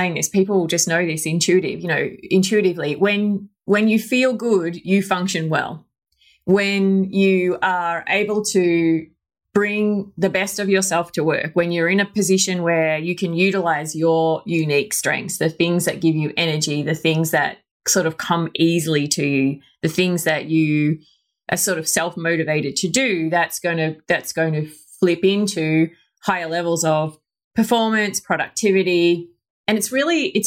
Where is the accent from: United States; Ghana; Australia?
Australia; accent: Australian; you could probably tell from my accent, I am Australian. Mm-hmm. I grew up in a very small little country town in Australia.